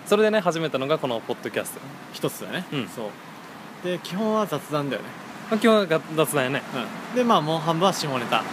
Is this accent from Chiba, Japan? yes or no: no; Gifu, Japan; 俺らの岐阜出身なんだけど